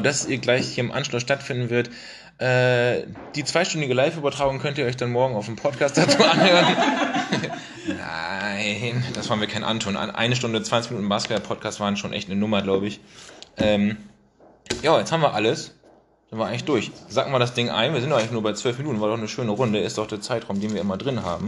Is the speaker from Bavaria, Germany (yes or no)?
no; Bremen, Germany; als Bremer